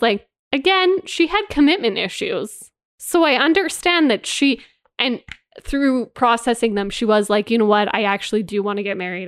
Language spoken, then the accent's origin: English; Canada; me and you growing up in Canada